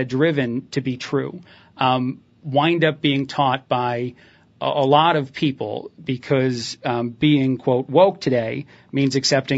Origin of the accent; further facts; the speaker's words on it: Indiana, United States; also born or lived in New Jersey; because I learned about slavery as a kid growing up in Indiana and in New Jersey are some of the places where I had my education.